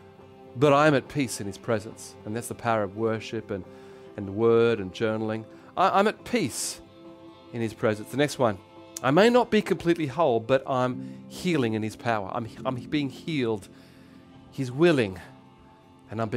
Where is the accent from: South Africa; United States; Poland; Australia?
Australia; accent: Aussie; in my Aussie accent, sorry, because I'm Australian.